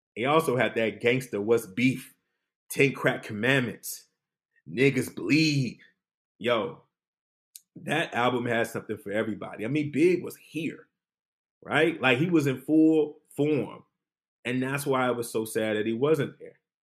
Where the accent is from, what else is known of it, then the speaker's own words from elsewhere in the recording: Detroit, Michigan, United States; moved away; I'm from Detroit